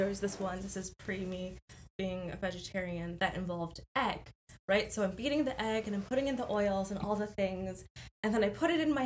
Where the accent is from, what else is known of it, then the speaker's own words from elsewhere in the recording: Canada; I am from Canada